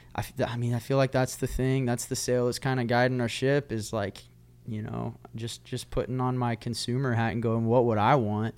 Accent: Oklahoma, United States; also born or lived in Nashville, Tennessee; now in Texas, United States; growing up in Oklahoma and, and the Texas world

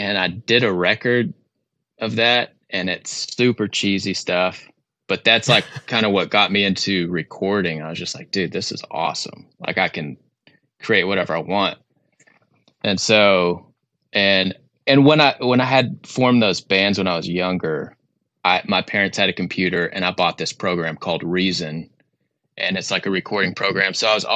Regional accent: Mount Pleasant, Texas, United States; moved away as an adult; also born or lived in Tracy, California; my parents moved over or to East Texas when I was one. And that's kind of where I lived until I was 18 in a town called Mount Pleasant.

